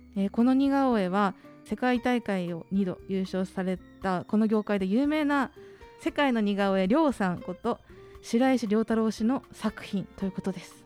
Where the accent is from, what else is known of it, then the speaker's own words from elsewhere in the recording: Miyazaki, Japan; 私たちの母校である宮崎学園出身